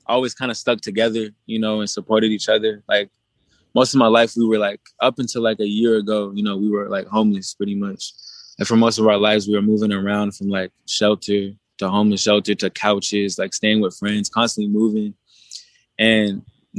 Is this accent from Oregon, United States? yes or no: yes; Portland, Oregon, United States; also born or lived in Las Vegas; I'm from Portland, Oregon